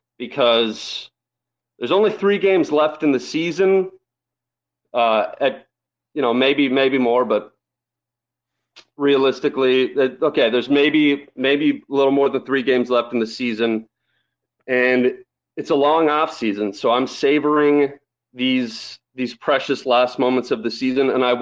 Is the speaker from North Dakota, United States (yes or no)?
yes; Fargo, North Dakota, United States; now in Connecticut, United States; I'm in Connecticut by way of Fargo.